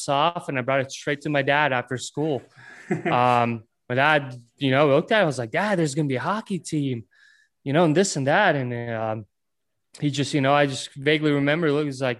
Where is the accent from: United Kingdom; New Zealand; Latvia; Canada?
Latvia; Ventspils; first language Latvian; English is a second language; moved away; I was born in Latvia in a city called Ventspils. At that time growing up, we didn't have an ice rink